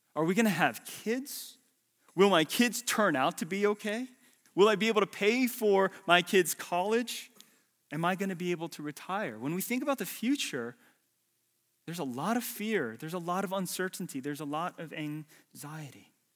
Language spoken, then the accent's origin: English; Atlanta, Georgia, United States; accent: hick; moved away as an adult; also born or lived in Los Angeles, California; I'm from Atlanta, Georgia